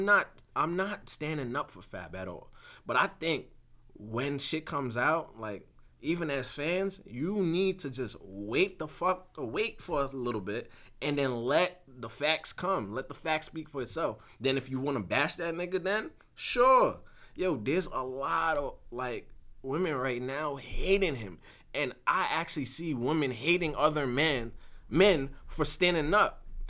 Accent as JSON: {"language": "English", "town": "New York City", "region": "New York", "country": "United States", "said": "I'm from Brooklyn."}